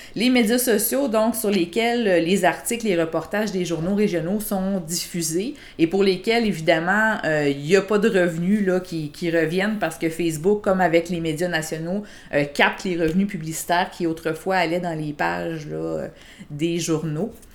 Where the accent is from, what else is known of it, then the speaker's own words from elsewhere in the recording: Quebec City, Quebec, Canada; moved away as an adult; also born or lived in Sainte-Julie; now in Granby, Canada; je viens de Québec